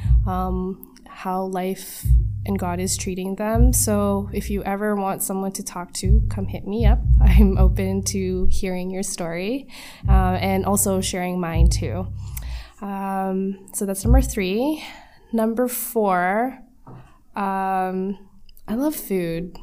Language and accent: English; Mississauga, Ontario, Canada; I was born here in Canada, in the lovely city of Mississauga